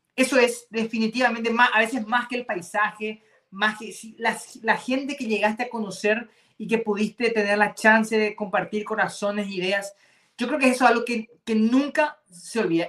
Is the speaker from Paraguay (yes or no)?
yes; Paraguay; es el famoso tercer idioma que tenemos aquí en Paraguay, que es el que habla la gente, el que hablo yo